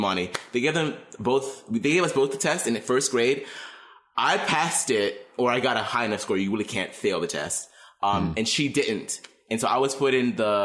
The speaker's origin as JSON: {"language": "English", "town": "Pittsburgh", "region": "Pennsylvania", "country": "United States", "tie": "born or raised there", "said": "born and raised in Pittsburgh"}